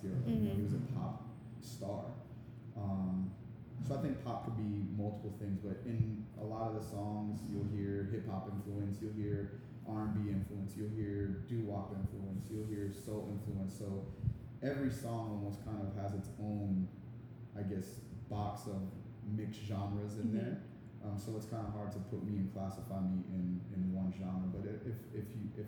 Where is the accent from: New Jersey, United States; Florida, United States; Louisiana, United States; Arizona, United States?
Florida, United States; Miramar; also born or lived in Ives Dairy, Florida; Born and raised here in South Florida. I was born in Miramar, raised in Miramar for the first 14 years of my life